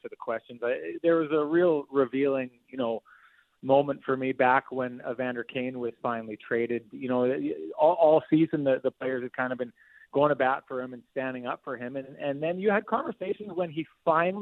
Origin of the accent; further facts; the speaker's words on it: Winnipeg, Manitoba, Canada; I'm from Winnipeg